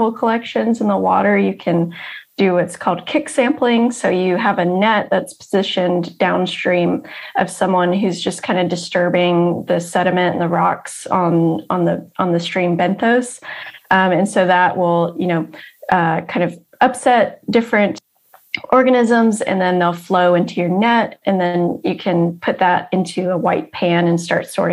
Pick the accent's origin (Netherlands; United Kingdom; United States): United States; South Georgia; where I grew up in South Georgia